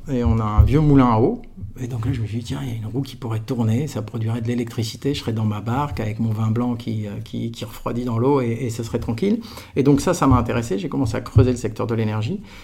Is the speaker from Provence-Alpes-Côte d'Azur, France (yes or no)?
yes; Aix-en-Provence, Provence-Alpes-Côte d'Azur, France; moved away; j'étais d'Aix-en-Provence. J'ai fait toute ma scolarité de la crèche jusqu'à la fin de la prépa dans un kilomètre et demi de rayon